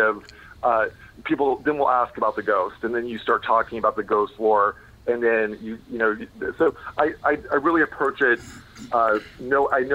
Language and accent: English; Pensacola, Florida, United States; moved away as an adult; also born or lived in Chicago, Illinois / New York City; now in Massachusetts, United States; I actually grew up in Florida and Chicago. My parents divorced, so I was in Chicago until I was 7, and then I moved to Florida